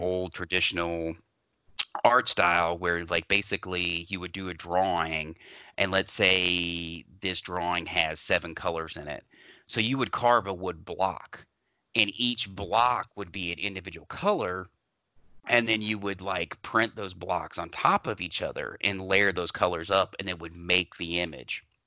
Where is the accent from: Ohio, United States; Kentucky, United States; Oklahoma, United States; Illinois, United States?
Kentucky, United States; Louisville; I grew up in Louisville